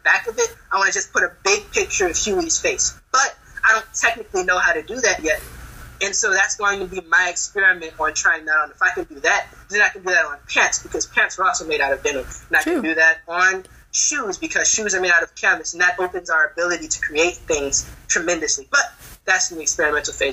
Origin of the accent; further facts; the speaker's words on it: Georgia, United States; we grew up in Georgia